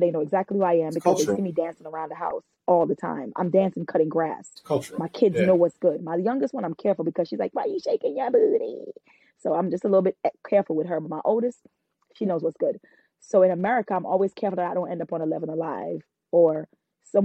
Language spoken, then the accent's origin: English; Trinidad & Tobago; me being a Trinidadian